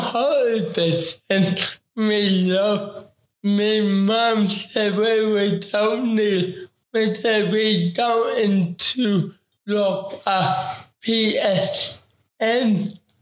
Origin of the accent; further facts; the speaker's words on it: Dublin, Leinster, Ireland; from Baldoyle